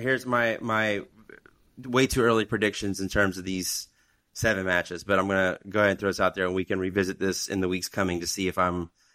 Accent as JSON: {"language": "English", "country": "Germany", "tie": "born or raised there", "said": "I remember when I was growing up in Germany, Nantes was a powerhouse."}